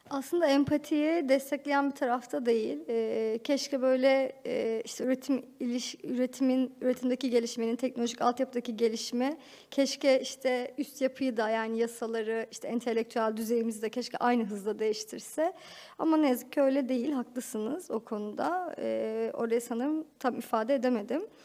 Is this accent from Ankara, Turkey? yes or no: yes; Ankara, Turkey; çocukluğumu Ankara'da geçirdim.